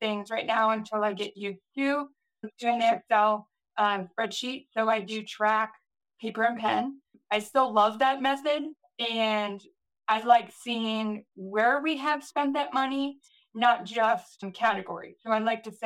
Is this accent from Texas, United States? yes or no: no; Ohio, United States; I'm from Ohio